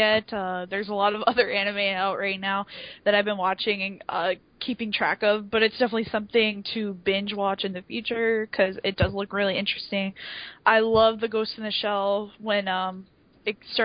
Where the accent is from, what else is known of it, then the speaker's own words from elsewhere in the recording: United States; I'm American